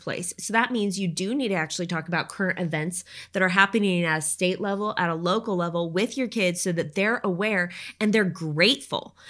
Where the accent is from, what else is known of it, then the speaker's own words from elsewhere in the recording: Oregon, United States; moved away; I grew up in Oregon